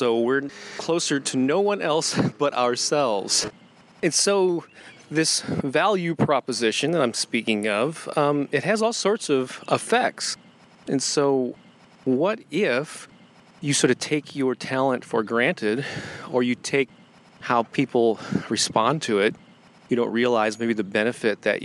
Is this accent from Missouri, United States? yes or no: yes; St. Louis, Missouri, United States; St. Louis, Missouri, my hometown